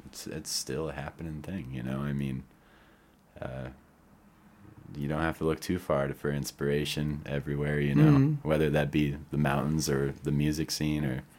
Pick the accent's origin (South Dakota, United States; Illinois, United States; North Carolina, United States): South Dakota, United States; also born or lived in Connecticut; I am from South Dakota. Yeah. I was actually born in Connecticut.